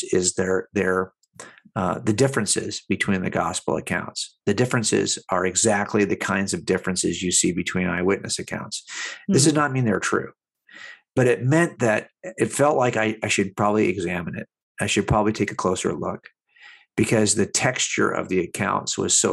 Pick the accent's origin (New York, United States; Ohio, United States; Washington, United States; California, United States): California, United States; Los Angeles County; I was raised here in Los Angeles County